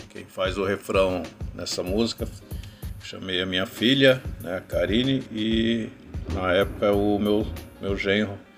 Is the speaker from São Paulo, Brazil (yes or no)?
yes; São Bernardo do Campo, São Paulo, Brazil; born there; now in Rio Grande da Serra, Brazil; Eu nasci na cidade de São Bernardo do Campo